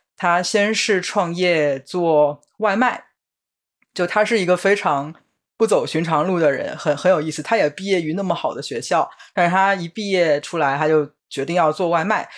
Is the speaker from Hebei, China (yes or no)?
no; Shanghai, China; moved away; 我当时有一次回上海